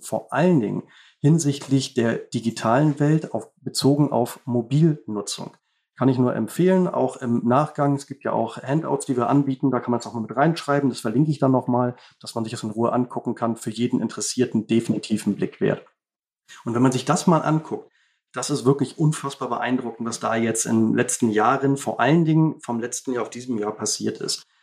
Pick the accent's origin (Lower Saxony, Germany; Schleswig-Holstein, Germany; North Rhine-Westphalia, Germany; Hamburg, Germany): Schleswig-Holstein, Germany; Baltic coast; Bin hier aufgewachsen, auch an der Ostsee, genau wie